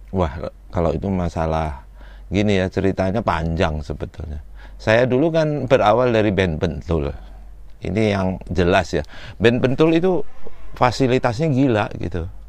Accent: Malang, East Java, Indonesia; moved away; saya dari Malang

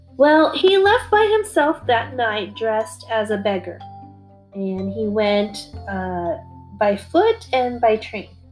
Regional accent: Germany; I was born in West Germany, but I am of Korean nationality

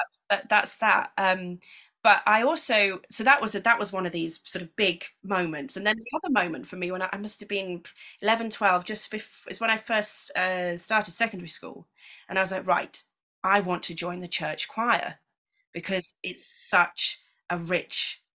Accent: Lincolnshire, East Midlands, United Kingdom; when I was growing up in Lincolnshire

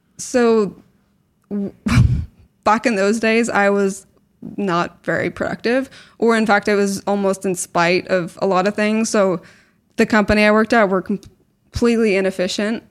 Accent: Belfast, Northern Ireland, United Kingdom; moved away as an adult; also born or lived in Canada / Newcastle / Scotland / New York; I was born in Canada, grew up in Belfast, went to university in Newcastle and, and then my postgrad in Scotland

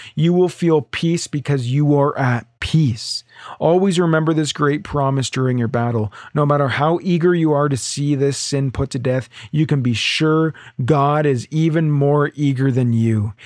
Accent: Ontario, Canada; now in Alberta, Canada; I'm from Ontario originally

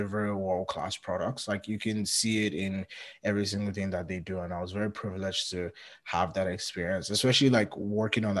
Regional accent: Nigeria; moved away as an adult; now in Canada; anytime someone asks me where I'm from, I usually say Nigeria

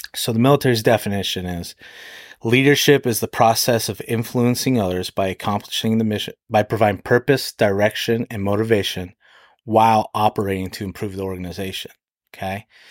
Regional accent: Alaska, United States; moved away as an adult; now in Edon, Ohio, United States; I grew up in Alaska.

